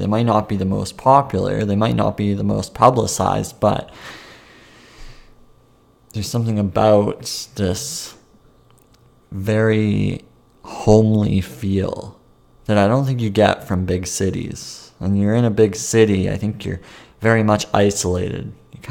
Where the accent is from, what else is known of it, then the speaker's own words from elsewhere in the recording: Langley, British Columbia, Canada; My hometown is in Langley, BC, which is Langley, British Columbia, Canada. And I've lived here most of my life. I used to live in another city nearby until I was the age of about 3 or 4. Then we moved here as a family to this smaller suburb